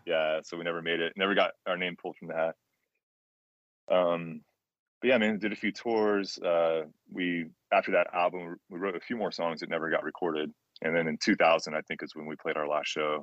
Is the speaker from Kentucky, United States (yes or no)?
no; Jacksonville, Florida, United States; I'm from Jacksonville